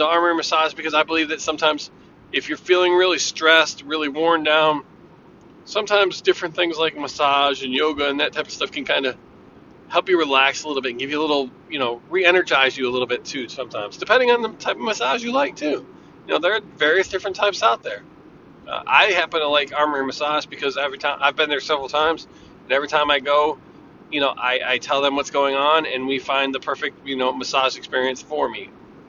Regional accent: Bridgeport, United States; Michael was a friend of mine that I grew up with in Bridgeport.

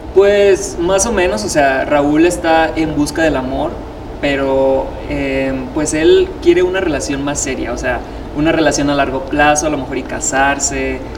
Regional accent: Sinaloa, Mexico; soy de Sinaloa

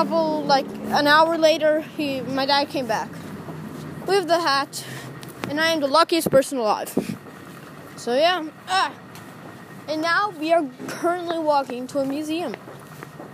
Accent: New York, United States; moved away; I'm a New Yorker

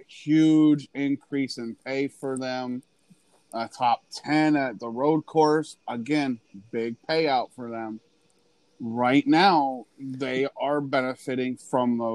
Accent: Pennsylvania, United States; I'm from Pennsylvania.

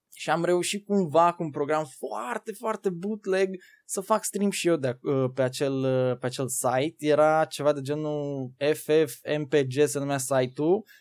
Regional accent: Târgu Ocna, Bacău County, Romania; Eu sunt din județul Bacău, Trocna.

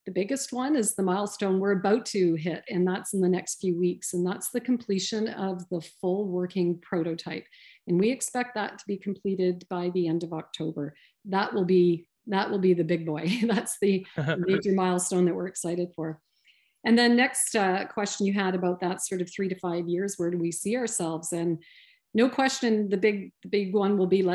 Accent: London, Ontario, Canada; moved away as an adult; now in Sudbury, Canada; I'm from the South. I'm from London, Ontario, originally.

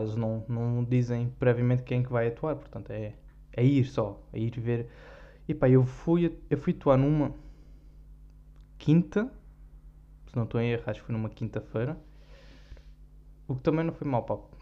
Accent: Algarve, Portugal; accent: Algarvian; como eu sou algarvio

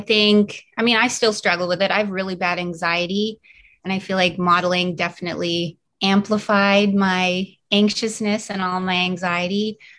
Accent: Canada; moved away; also born or lived in New York City; I am originally from Canada

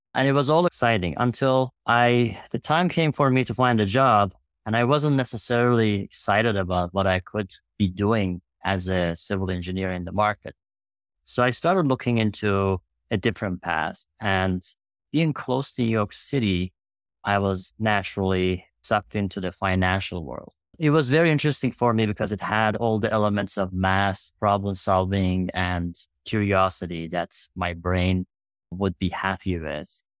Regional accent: Iran; moved away as an adult; now in United States; I grew up in Iran.

